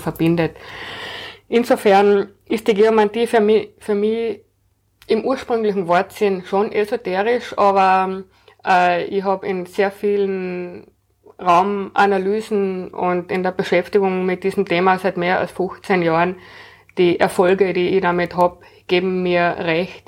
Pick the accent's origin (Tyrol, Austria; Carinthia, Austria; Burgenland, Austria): Carinthia, Austria; moved away as an adult; also born or lived in Vienna; Ich bin in Kärnten aufgewachsen, bin dann nach der Matura nach Wien gekommen zum Studieren